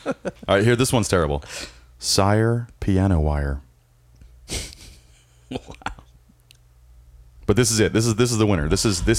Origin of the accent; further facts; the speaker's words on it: Ireland; I'm Irish, bro.